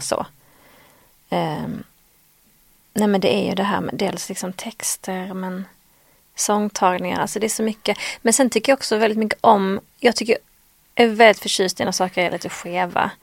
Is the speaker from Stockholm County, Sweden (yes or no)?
no; Skåne, Sweden; accent: Scanian (skånska); min skånska ibland blir så konstig